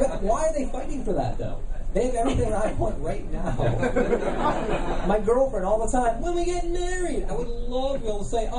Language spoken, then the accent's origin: English; Illinois, United States; I'm originally from Illinois. That's why I look like this.